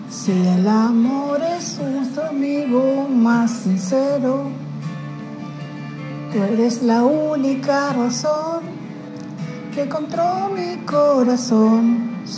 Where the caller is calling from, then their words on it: Rosario, Santa Fe, Argentina; gallegos de Rosario.